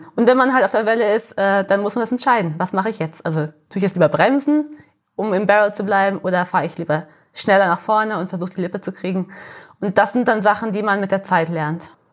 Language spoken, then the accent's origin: German; Sagres, Algarve, Portugal; also born or lived in Germany; Ich bin hier geboren, ich habe mein ganzes Leben lang hier, ge also hier gelebt